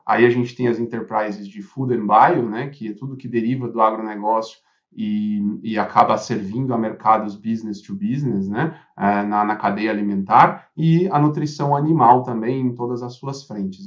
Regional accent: Brazil; como brasileiro

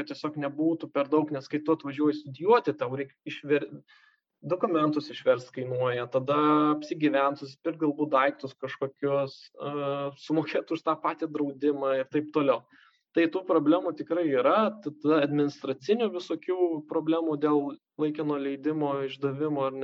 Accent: Lithuania; mes lietuviai

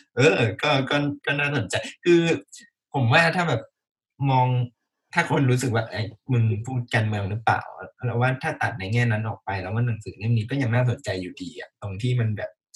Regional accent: Thailand

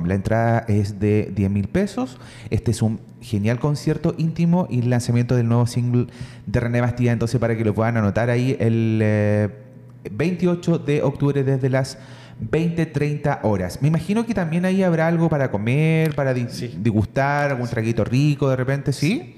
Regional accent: Lota, Biobío, Chile; yo también soy de Lota

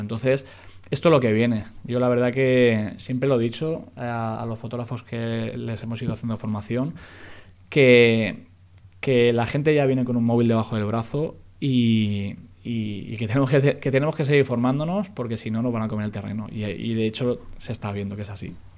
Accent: Spain; somos muy españoles, es la pronunciación

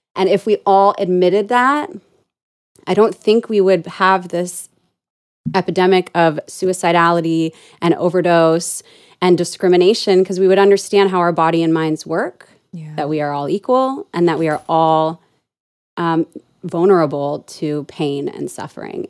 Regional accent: Orange County, California, United States; moved away as an adult; I was born and raised in Orange County

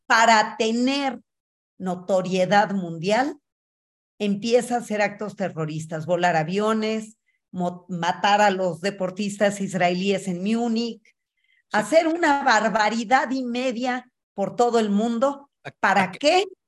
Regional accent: Mexico; soy mexicana, judía, feminista

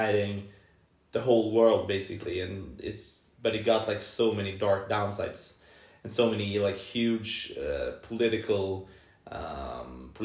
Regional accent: Solna, Stockholm County, Sweden; I was born and raised in Solna

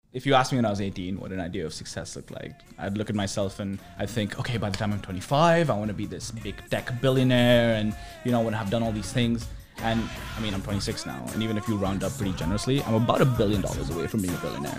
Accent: New Delhi, Delhi, India; moved away as an adult; also born or lived in Urbana-Champaign, Illinois, United States; now in United States; I grew up in New Delhi, India

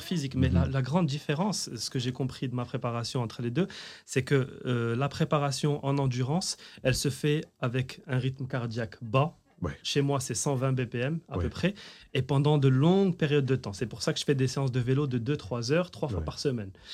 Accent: Rabat, Rabat-Salé-Kénitra, Morocco; je suis de Rabat, la forêt de Hilton à l'époque

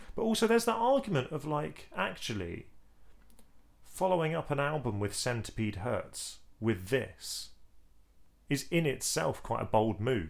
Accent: England, United Kingdom; as an Englishman

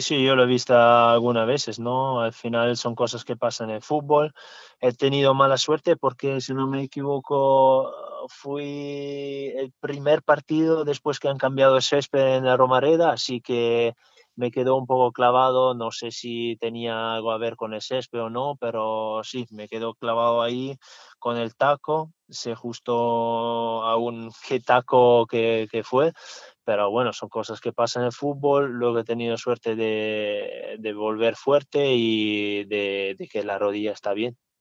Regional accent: Italy; Spanish is a second language; also born or lived in Switzerland; now in Zaragoza, Spain; como italiano

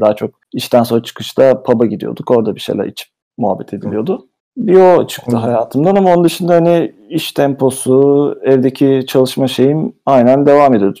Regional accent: Istanbul, Turkey; moved away as an adult; also born or lived in England; now in United Kingdom; İstanbul'da doğdum büyüdüm. 30 sene orada yaşadım

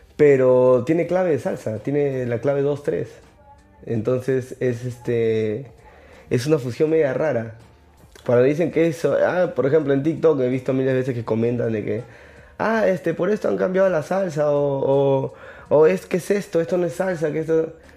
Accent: Lima, Peru; also born or lived in Chincha, Peru; Yo nací en Chincha y al año me vine a vivir acá. Porque mi papá consiguió un trabajo acá y ya nos vinimos para acá. Pero donde vaya me preguntan, yo soy chinchano. He vivido toda mi vida aquí en Lima, pero yo soy chinchano.

